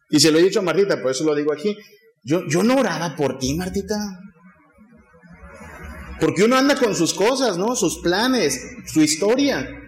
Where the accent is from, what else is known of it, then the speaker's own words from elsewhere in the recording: Tamaulipas, Mexico; Yo vengo de Tamaulipas a estudiar porque creo que Dios quiere que sea pastor.